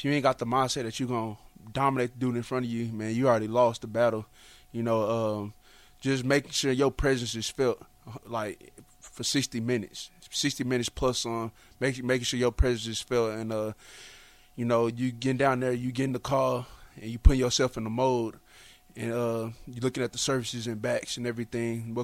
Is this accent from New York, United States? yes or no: no; Dallas, Texas, United States; I'm from Dallas